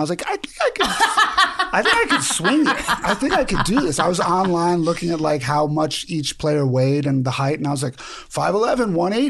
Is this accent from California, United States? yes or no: no; New York, United States; because I'm from Queens.